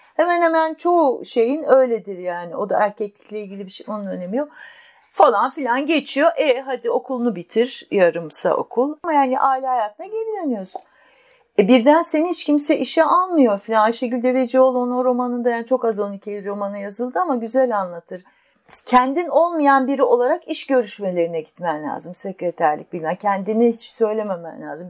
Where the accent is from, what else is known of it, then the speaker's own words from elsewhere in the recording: Istanbul, Turkey; E, büyük şehirde İstanbul'da yaşıyorduk ergenliğimden itibaren